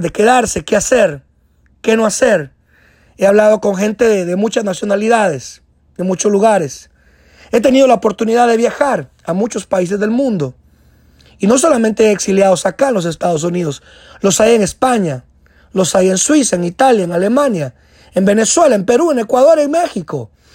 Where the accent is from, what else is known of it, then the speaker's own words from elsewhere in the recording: Guatemala; moved away as an adult; now in United States; añoraba regresar a mi tierra Guatemala